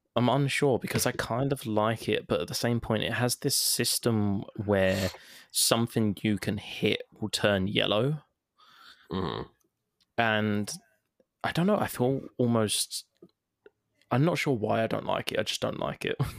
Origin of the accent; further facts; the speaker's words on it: London, United Kingdom; I'm I'm English, so I'm like a London version of David Attenborough